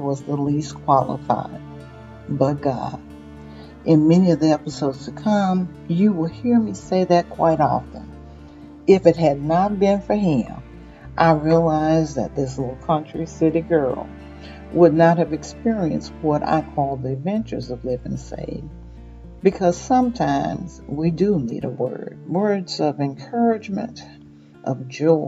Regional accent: Mississippi, United States; moved away; I was born and raised in Mississippi, but I have traveled and lived in many places

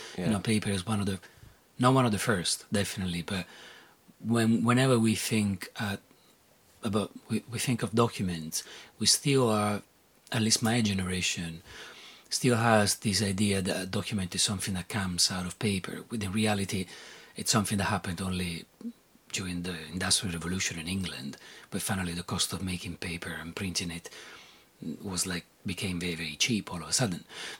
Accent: Rome, Lazio, Italy; born there; So I was born in Italy, and they're like, when you're born in Italy, usually you're Catholic by definition. When you're born in Rome, you're Catholic by definition.

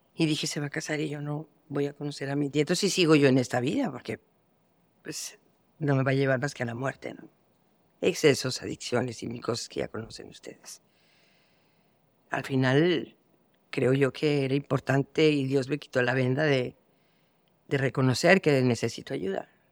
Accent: Mexico; yo que soy de México

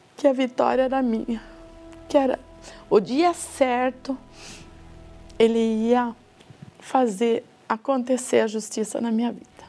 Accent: Sorocaba, São Paulo, Brazil; sou de Sorocaba, casada

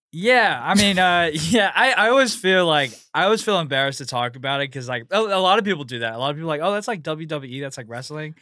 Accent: Houston, Texas, United States; moved away as an adult; also born or lived in Pasadena, Texas; now in New York, United States; born and raised in Houston, and then I moved to New York, uh, almost a year ago

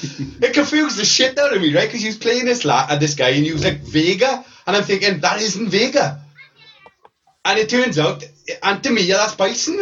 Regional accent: Wales, United Kingdom; What do you mean we? I'm Welsh

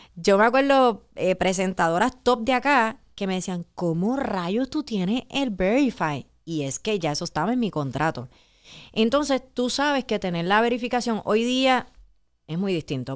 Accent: Puerto Rico

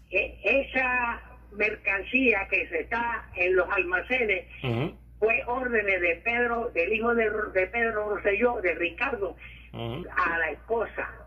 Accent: Puerto Rico; Sí, pero nosotros los pues, puertorriqueños no somos como los dominicanos

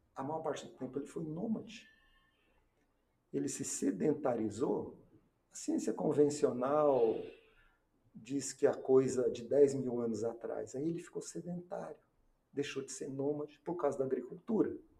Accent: Londrina, Paraná, Brazil; also born or lived in Brasília; eu voltei para minha terra, Londrina

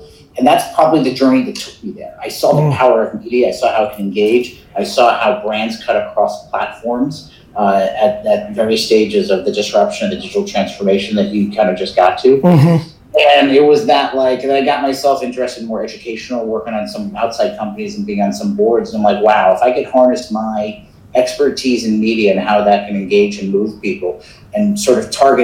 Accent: New York, United States; I grew up in New York

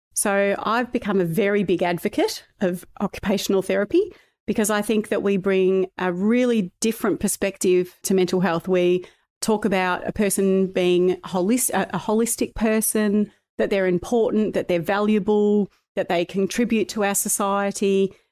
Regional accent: Ballarat, Victoria, Australia; also born or lived in Melbourne; I was born in Melbourne, but I was raised from two years of age in Ballarat in Victoria

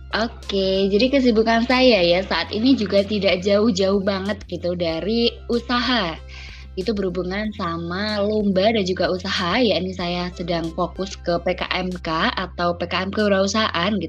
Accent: Ponorogo, East Java, Indonesia; Dan saya asalnya dari Ponorogo Jawa Timur.

